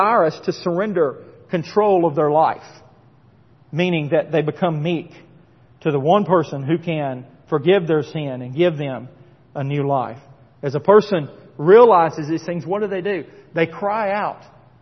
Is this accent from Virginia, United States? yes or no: no; Tennessee, United States; When I was growing up in Tennessee